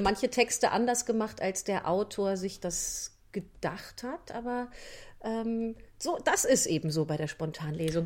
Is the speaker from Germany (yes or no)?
yes; North Rhine-Westphalia, Germany; ich komme ja aus der, aus der Voreifel, ich bin ja Rheinländerin